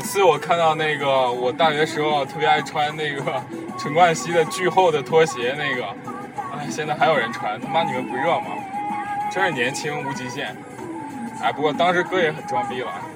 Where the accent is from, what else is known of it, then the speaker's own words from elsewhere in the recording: Henan, China; accent: Henan dialect; 主要我没有说河南话